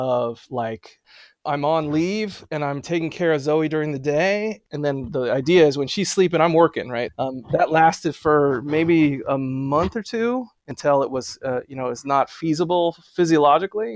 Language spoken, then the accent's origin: English; San Diego, California, United States; moved away as an adult; also born or lived in Berkeley, California / San Francisco, California / Urbana-Champaign, Illinois; now in New Haven, United States; I grew up in North County, San Diego